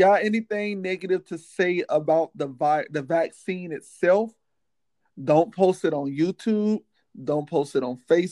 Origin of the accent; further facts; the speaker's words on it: Miami, Florida, United States; I'm from Miami.